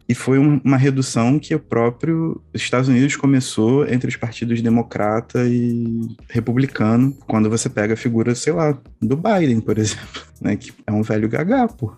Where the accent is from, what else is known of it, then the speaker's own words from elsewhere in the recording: Brazil; a gente, enquanto brasileiro, latino-americano